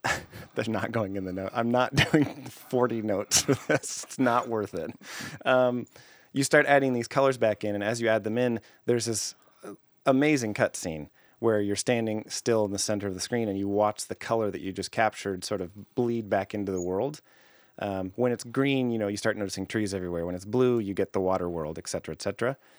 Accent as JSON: {"language": "English", "country": "Canada", "said": "I'm Canadian"}